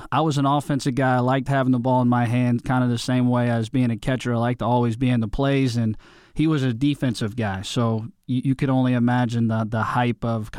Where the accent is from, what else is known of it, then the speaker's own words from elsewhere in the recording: Dallas, Texas, United States; I grew up in Dallas, but I can kind of say I've been a mutt all over the place because I was brainwashed on saying I was being from Western PA because my whole family's from there.